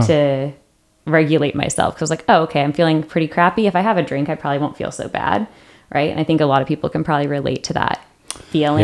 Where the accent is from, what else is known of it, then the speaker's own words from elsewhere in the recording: Seattle, Washington, United States; moved away as an adult; now in San Diego, United States; I grew up in Seattle.